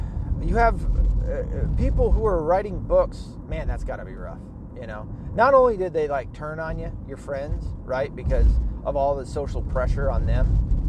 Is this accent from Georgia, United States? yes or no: no; Arkansas, United States; born there; I was born in Arkansas, so I am technically an Arkansasian. Arkansan.